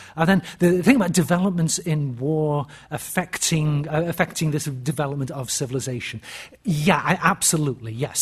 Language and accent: English; United Kingdom; moved away as an adult; also born or lived in Birmingham / Cambridge; now in United States; being a Brit in the US